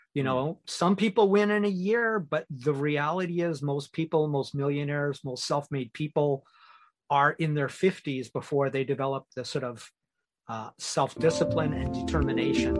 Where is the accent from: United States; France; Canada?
Canada; moved away as an adult; now in Asia; I'm Canadian